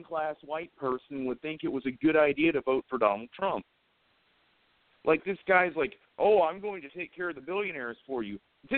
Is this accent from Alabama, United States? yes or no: yes; Huntsville, Alabama, United States; I'm obviously a resident of North Alabama. I'm from Huntsville